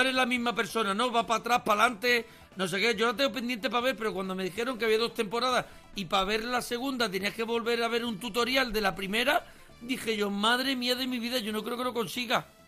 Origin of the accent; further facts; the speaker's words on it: Andalusia, Spain; yo soy mm, andaluz